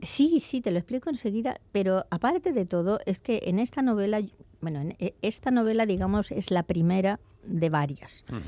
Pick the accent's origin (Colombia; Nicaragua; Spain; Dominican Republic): Spain; also born or lived in Vienna, Austria; now in Austria; nos dejaron volver a España y llegué a mi tierra en mitad de julio y vi el sol y las palmeras